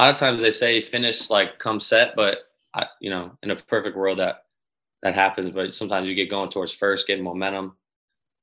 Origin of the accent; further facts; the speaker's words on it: Chicago, Illinois, United States; Chicago, my hometown team